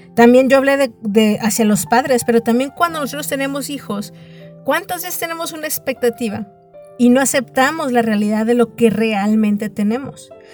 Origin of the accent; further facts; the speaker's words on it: Mexico; yo nací, por ejemplo, aquí en el país de México.